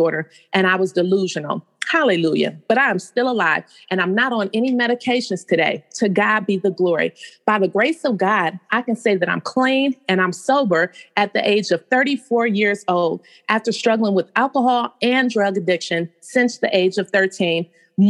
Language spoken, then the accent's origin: English; Cleveland, Ohio, United States; also born or lived in San Diego, California; I'm from Cleveland, Ohio. I was actually born in San Diego, California, but I came here as a child after my parents had gotten a divorce.